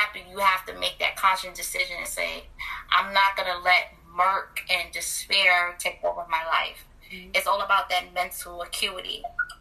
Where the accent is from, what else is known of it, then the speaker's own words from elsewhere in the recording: New York City, New York, United States; moved away as an adult; now in Virginia, United States; I'm a Brooklyn native, born and raised, proud.